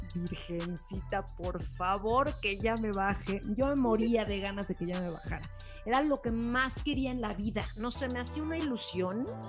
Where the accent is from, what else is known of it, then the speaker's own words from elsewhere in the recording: Cuernavaca, Morelos, Mexico; crecí en Cuernavaca